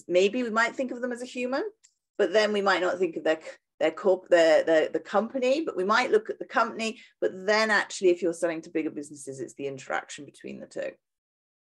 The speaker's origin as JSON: {"language": "English", "country": "United Kingdom", "also_born_or_lived": "south of France", "accent": "British", "moved": "as an adult", "lives_now": "France", "said": "you can probably tell from my accent, I'm British."}